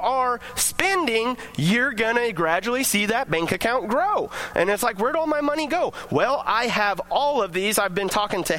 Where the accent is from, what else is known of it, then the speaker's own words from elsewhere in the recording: United States; we get to celebrate our freedom as American citizens